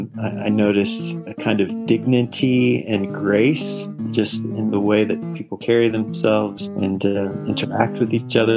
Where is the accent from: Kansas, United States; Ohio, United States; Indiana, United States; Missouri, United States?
Indiana, United States; moved away as an adult; now in Rwanda; I grew up in Indiana in the United States, and if you've ever been to that part of the United States, it's really, really flat.